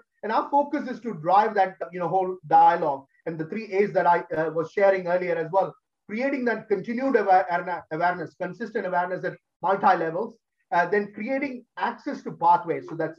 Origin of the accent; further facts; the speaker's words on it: Australia; I'm an Australian, but Indian at heart.